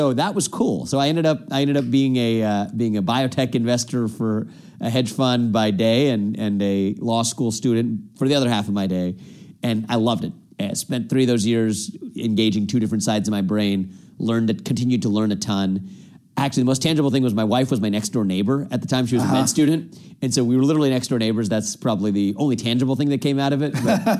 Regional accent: Cincinnati, Ohio, United States; I was born and raised here in Cincinnati, Ohio, actually, where we're chatting today, mm-hmm. Not very far from the house where we're taping now. My parents were immigrants from India. They came over 40-some-odd years ago.

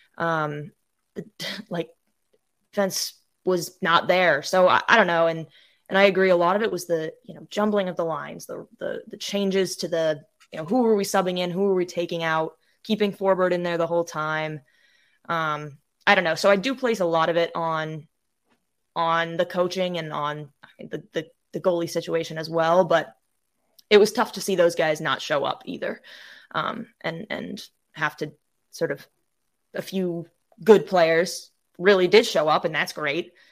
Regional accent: Maine, United States; moved away as an adult; also born or lived in Michigan; now in North Carolina, United States; I'm from Maine originally. I was born and raised here

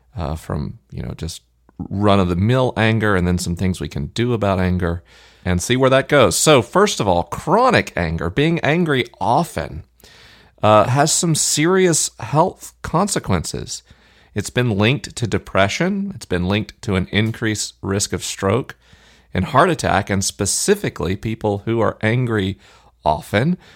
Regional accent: Tallahassee, Florida, United States; Tallahassee, my hometown

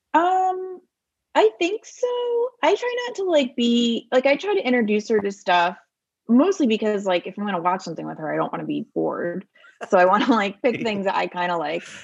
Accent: Bucks County, outside Philadelphia, Pennsylvania, United States; moved away; I grew up in Bucks County, which is outside of Philadelphia

